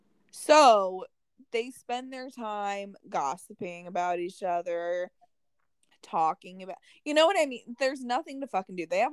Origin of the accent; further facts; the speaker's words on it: United States; also born or lived in Indianapolis, Indiana; we moved from Indianapolis, from the big city, to this small farm town when I was only like 3. Okay. So we lived in this small town my entire life, pretty much. And I was still always treated like an outsider because I wasn't from there.